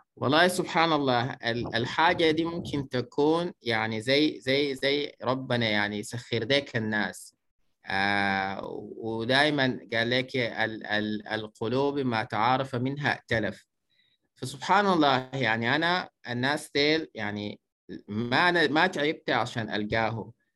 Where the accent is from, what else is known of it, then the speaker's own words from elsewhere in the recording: Kosti, White Nile, Sudan; من مواليد مدينة كوستي نشأت وترعرعت في ولاية النيل الأبيض